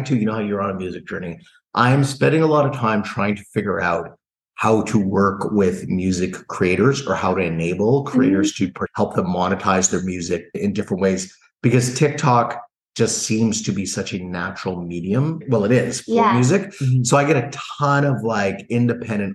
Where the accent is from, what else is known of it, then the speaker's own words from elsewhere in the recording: Toronto, Ontario, Canada; also born or lived in Los Angeles; I commute back and forth from Toronto, Ontario. So I'm Canadian. And I'm a child of Jamaican immigrants. So growing up with Jamaican parents